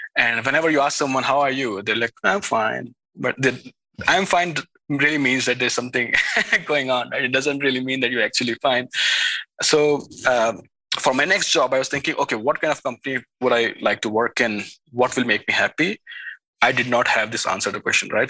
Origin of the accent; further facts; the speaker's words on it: India; moved away as an adult; also born or lived in Switzerland; now in Silicon Valley, United States; I was raised in India uh, for the first 20 years of my life.